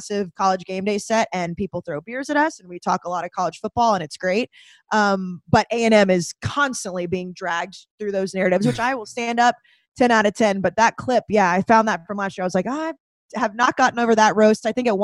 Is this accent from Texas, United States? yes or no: yes; Texas, United States; moved away as an adult; also born or lived in College Station, Texas / Dallas, Texas / Boston, Massachusetts; now in New York, United States; growing up in Texas, that's not what I saw, especially in College Station